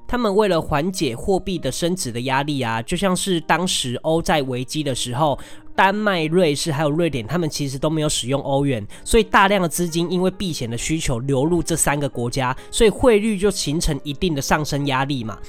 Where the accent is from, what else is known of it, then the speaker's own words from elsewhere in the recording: Taiwan; 我们台湾人